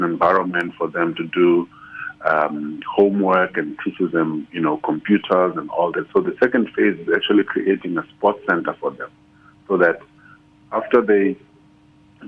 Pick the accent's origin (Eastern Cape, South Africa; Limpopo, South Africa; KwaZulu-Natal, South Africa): Eastern Cape, South Africa; I come from the Eastern Cape, where people don't even know the word architect.